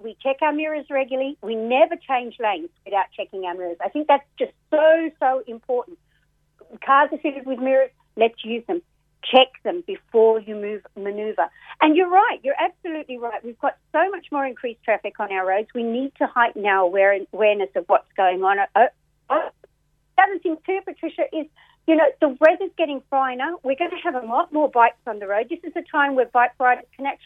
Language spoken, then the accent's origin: English; Australia; moved away as an adult; now in Ireland; This is now my home, as you can tell from my accent.